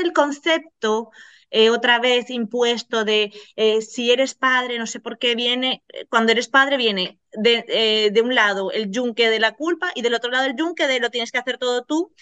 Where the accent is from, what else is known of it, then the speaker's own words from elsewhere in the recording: Venezuela; moved away; vengo de Venezuela y cuando llegamos aquí